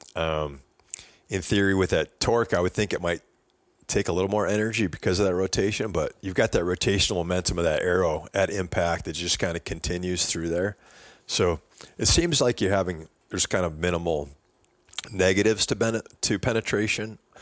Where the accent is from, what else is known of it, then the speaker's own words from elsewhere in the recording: Wisconsin, United States; I grew up bow hunting whitetails in Wisconsin